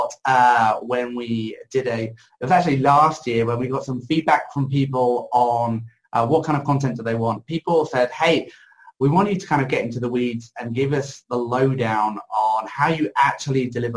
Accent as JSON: {"language": "English", "country": "United Kingdom", "said": "I'm British"}